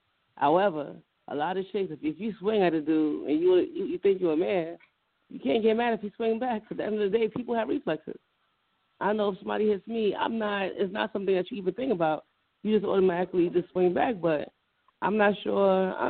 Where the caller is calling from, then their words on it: Carteret, New Jersey, United States; Calling from Carteret, New Jersey.